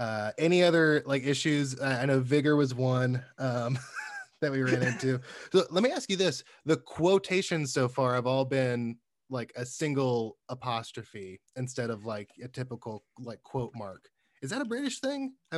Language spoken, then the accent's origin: English; Alabama, United States; I come from the South, Alabama, so I somehow never really got the Southern accent